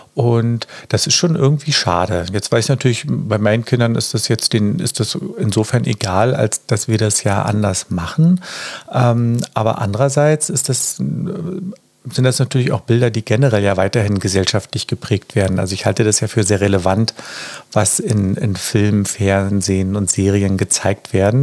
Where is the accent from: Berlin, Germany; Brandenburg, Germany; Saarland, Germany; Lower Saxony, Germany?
Berlin, Germany; ich bin ja aus Berlin